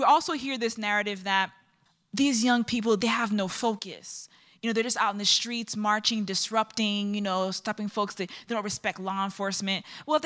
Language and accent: English; New York, United States; now in Chicago, United States; I live in Chicago, even though I'm from New York, from Brooklyn, Republic of Brooklyn